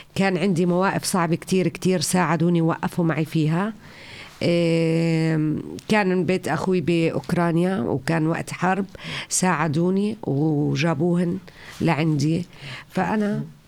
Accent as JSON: {"language": "Arabic", "country": "Jordan", "moved": "yes", "lives_now": "Flensburg, Germany", "said": "من الأردن"}